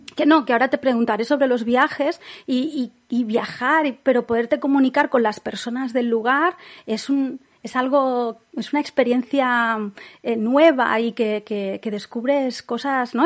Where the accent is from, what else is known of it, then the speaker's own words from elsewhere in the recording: Catalonia, Spain; yo he vivido siempre en Cataluña.